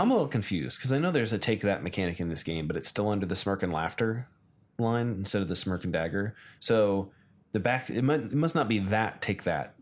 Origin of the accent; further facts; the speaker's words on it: United States; I'm American